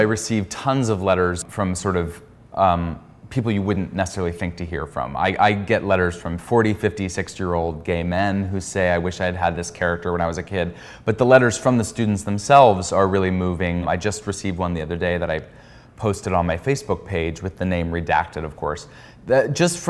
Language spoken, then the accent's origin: English; Pittsburgh, Pennsylvania, United States; moved away as an adult; also born or lived in New York City; I'm from Pittsburgh, Pennsylvania, and I moved to New York City when I was, I think, 19 years old